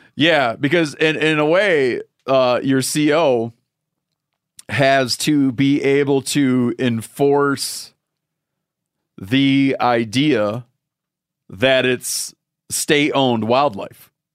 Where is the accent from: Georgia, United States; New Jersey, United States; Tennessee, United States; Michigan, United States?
Michigan, United States; moved away; from Michigan, my home state